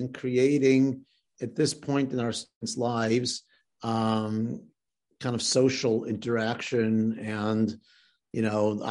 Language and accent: English; Chicago, Illinois, United States; I also grew up out of town in Chicago.